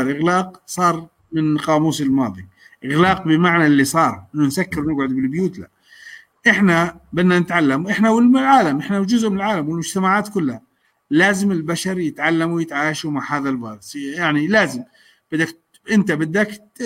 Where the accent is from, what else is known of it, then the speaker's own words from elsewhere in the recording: Jordan; احنا عندنا بالاردن